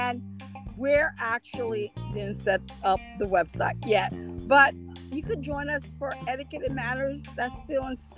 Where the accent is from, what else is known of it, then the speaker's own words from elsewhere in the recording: Haiti; now in Pennsylvania, United States; I am the Haitian princess. I am from Haiti.